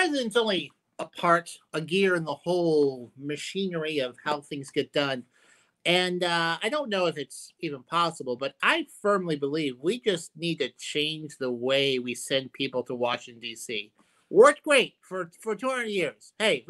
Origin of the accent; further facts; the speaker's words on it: Ireland; maybe because I'm biased because I'm Irish, is the Irish system.